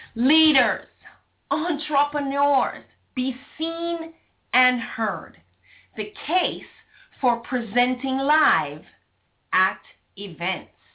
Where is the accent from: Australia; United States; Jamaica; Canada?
Jamaica; being Jamaican, not Southern American